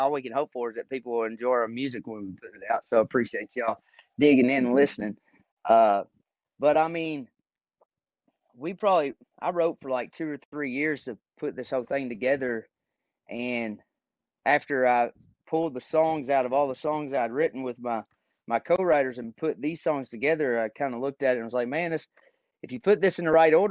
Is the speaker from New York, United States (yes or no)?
no; Caneyville, Kentucky, United States; moved away as an adult; now in Nashville, United States; growing up in Caneyville, Kentucky.